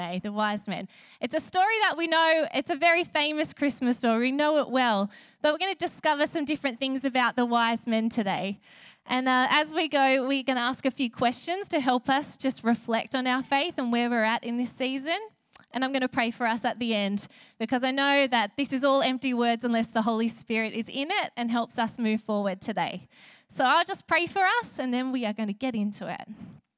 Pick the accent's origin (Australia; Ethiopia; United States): Australia; Sutherland Shire, New South Wales; now in Wollongong, Australia; I come from the Southern Shire